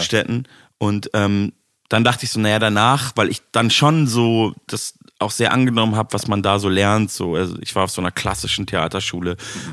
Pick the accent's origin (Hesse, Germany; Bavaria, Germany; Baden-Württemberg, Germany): Bavaria, Germany; Munich; moved away as an adult; now in Berlin, Germany; meiner Heimatstadt zu tun hat, weil ich da halt aufgewachsen